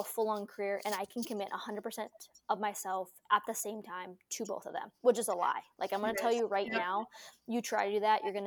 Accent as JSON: {"language": "English", "region": "North Dakota", "country": "United States", "tie": "born or raised there", "also_born_or_lived": "Idaho", "said": "we were born and raised in North Dakota"}